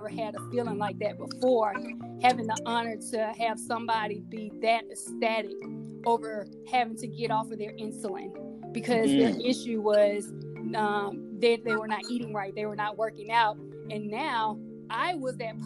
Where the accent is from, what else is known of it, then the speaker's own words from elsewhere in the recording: Mississippi, United States; me growing up in Mississippi